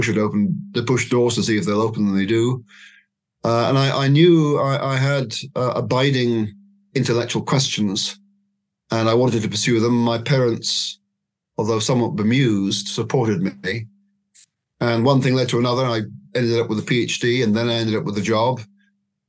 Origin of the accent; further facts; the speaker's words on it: Scotland, United Kingdom; now in Oxford, United Kingdom; I wasn't born here. I was born in Scotland, but I've lived in Oxford three times in my life, and lately since 2007